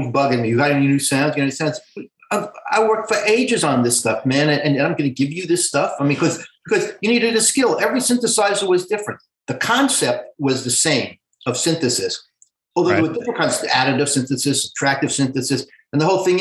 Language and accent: English; New York City, New York, United States; I'm a Brooklyn boy, man. I'm like a Brooklyn Jew from the 50s and 60s